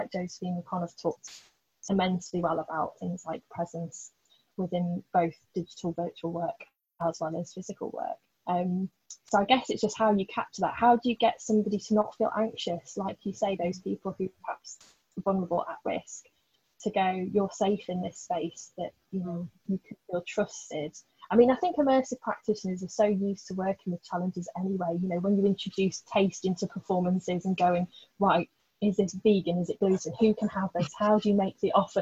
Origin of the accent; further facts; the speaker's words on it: Blackpool, North West England, United Kingdom; I grew up in Blackpool